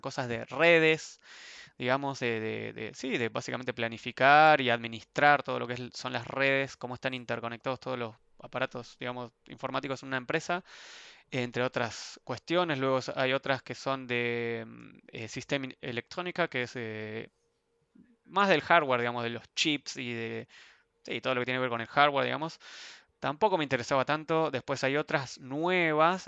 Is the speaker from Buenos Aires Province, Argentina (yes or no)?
yes; Ezeiza, Buenos Aires Province, Argentina; moved away as an adult; also born or lived in Sweden; now in Frankfurt, Germany; Yo soy de Argentina